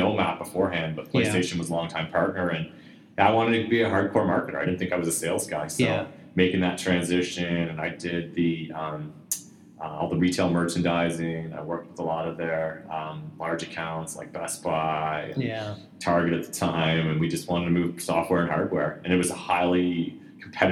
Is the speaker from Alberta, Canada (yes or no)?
no; Almonte, Ontario, Canada; moved away; I grew up in the Ottawa Valley